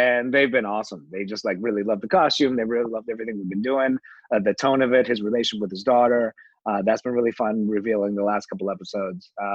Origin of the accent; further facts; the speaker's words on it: Canada; I'm Canadian